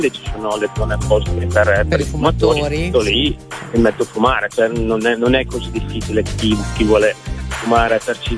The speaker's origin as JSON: {"language": "Italian", "town": "Cremona", "region": "Lombardy", "country": "Italy", "said": "Io sono di Cremona"}